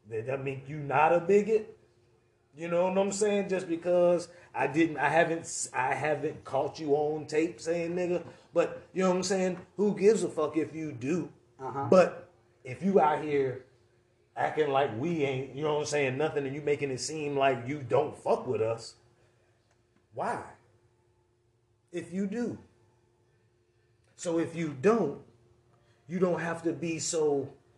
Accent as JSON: {"language": "English", "town": "Brandon", "region": "Florida", "country": "United States", "also_born_or_lived": "Valrico, Florida", "said": "I'm from Valrico, I'm from Brandon"}